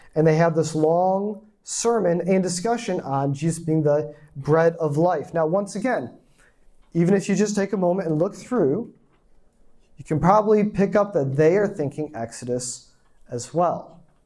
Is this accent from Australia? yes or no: no; small town in Michigan, United States; moved away; also born or lived in South Korea; I'm, I'm from a small town, 1,500 people. That's the town. The first apartment complex I lived in in Korea had more people than my hometown